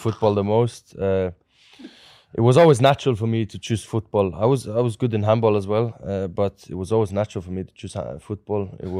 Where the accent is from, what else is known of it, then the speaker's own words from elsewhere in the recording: Norway; For me, my hometown is also beautiful in its own way, you know, with the farms and everything around.